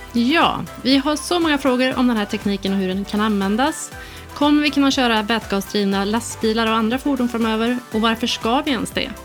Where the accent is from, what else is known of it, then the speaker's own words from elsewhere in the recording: Sweden; som svensk